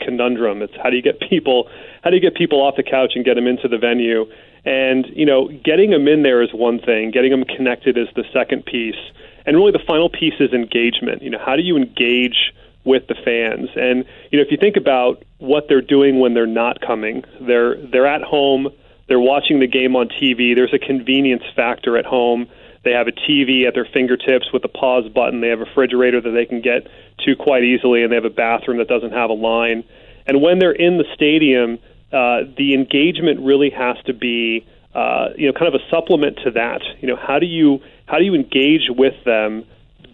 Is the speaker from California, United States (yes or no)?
yes; Bay Area, California, United States; I grew up in the Bay Area in the 80s and 90s